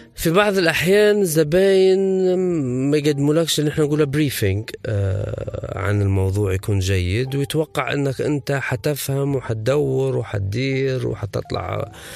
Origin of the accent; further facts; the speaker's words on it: Benghazi, Libya; نحن في بنغازي